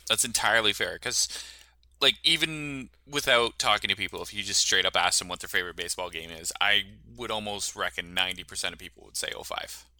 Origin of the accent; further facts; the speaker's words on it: Canada; we're Canadian